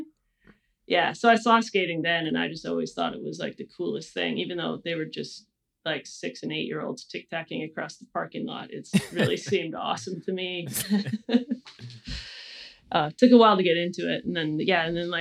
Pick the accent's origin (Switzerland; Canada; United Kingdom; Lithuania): Canada; Kelowna, British Columbia; now in Portland, United States; I grew up in Kelowna, British Columbia